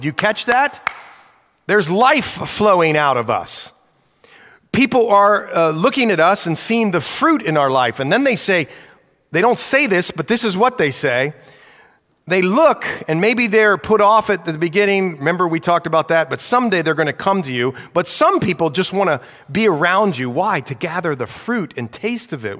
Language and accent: English; United States; I'm an American. Praise the Lord, I was born here